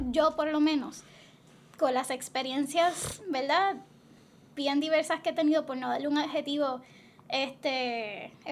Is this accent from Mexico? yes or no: no; Toa Baja, Puerto Rico; born there; No, yo nací en Toa Baja.